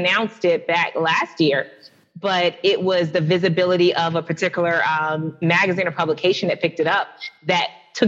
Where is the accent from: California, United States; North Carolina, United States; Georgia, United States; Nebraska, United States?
Georgia, United States; Atlanta; I'm from the SWATS. Southwest Atlanta